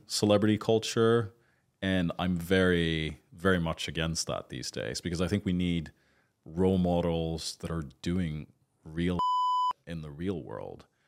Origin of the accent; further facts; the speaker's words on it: Sweden; moved away as an adult; also born or lived in United Kingdom; now in Dubai, United Arab Emirates; I grew up in Scandinavia and my dad's Swedish.